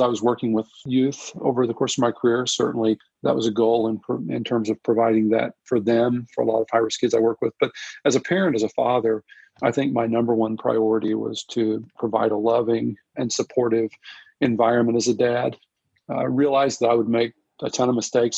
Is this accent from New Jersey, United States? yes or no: no; Southern Illinois, United States; I'm originally from Southern Illinois. I grew up in Southern Illinois